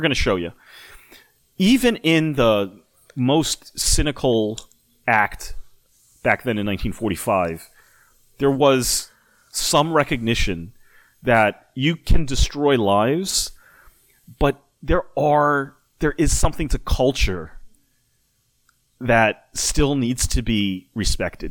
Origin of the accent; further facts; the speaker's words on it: United States; being American